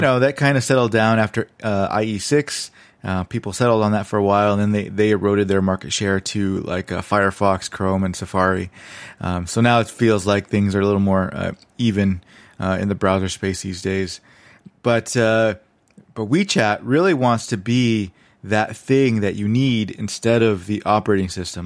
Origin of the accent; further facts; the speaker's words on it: United States; moved away as an adult; now in China; I'm American